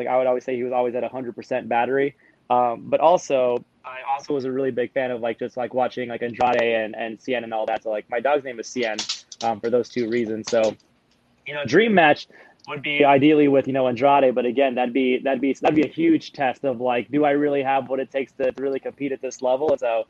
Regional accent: Mazatenango, Suchitepéquez, Guatemala; born there; So I was originally born in Guatemala. I was born in Mazatenango, Suchiti, Peques, Guatemala.

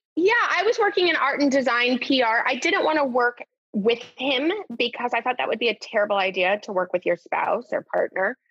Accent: Newport Beach, California, United States; moved away as an adult; also born or lived in London / New York; now in Los Angeles, United States; growing up in Newport Beach, which is a gorgeous town to grow up

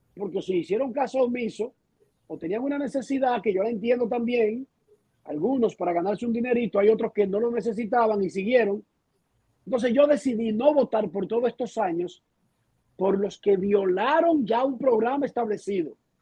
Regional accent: Dominican Republic; moved away as an adult; now in Miami, United States; yo soy dominicano

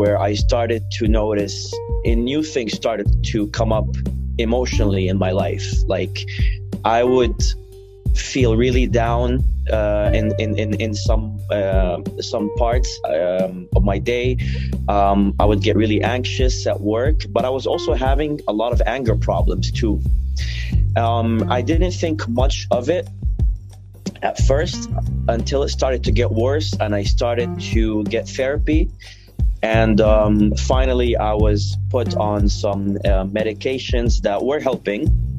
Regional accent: Syria; English is a second language; also born or lived in Saudi Arabia / Lebanon; because I, for most of my life, I lived in Saudi Arabia, and I was visiting Syria. Syria's my, you know, my hometown, is where I'm from.

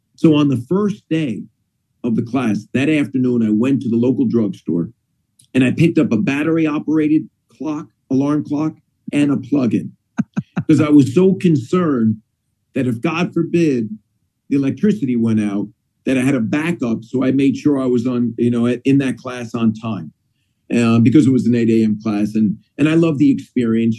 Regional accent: Northeast, United States; moved away; also born or lived in Indiana; growing up in the Northeast

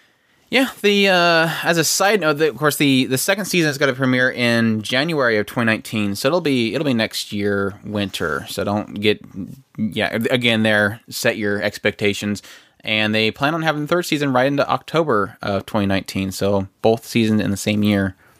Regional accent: United States; As an American

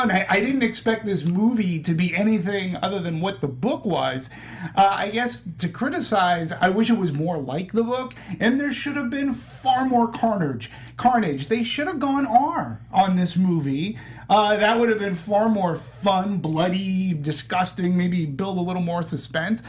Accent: Boston, Massachusetts, United States; accent: Boston; my Boston accent

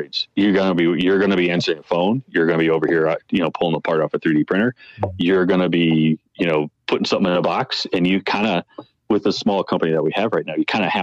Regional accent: Midwest, United States; now in Colorado, United States; I grew up in the Midwest

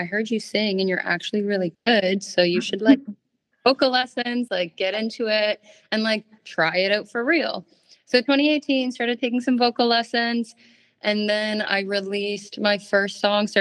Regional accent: Toronto, Ontario, Canada; I'm from Toronto, Canada

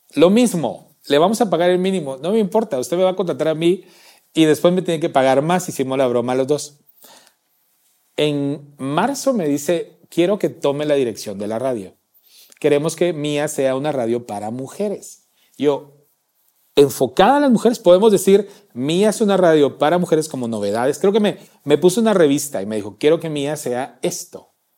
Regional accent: Salamá, Baja Verapaz, Guatemala; moved away; mi tierra es muy caliente muy caliente. Salamá es muy caliente

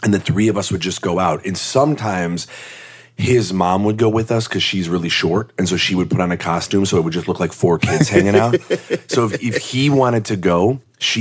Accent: Skokie, Illinois, United States; moved away; also born or lived in Evanston, Illinois; I grew up in Skokie, Illinois

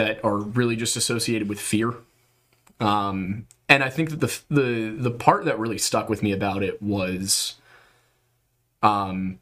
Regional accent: Southeastern Pennsylvania, United States; We're both from the East Coast. We're both from Southeastern Pennsylvania

